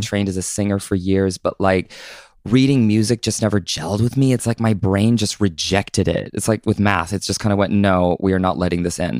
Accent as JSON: {"language": "English", "region": "Southern Oregon", "country": "United States", "tie": "born or raised there", "also_born_or_lived": "Southern California"}